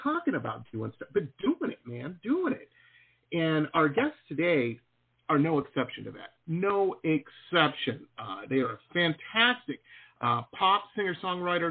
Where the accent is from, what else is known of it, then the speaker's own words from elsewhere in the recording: Detroit, Michigan, United States; moved away as an adult; also born or lived in Boston; I grew up in Metro Detroit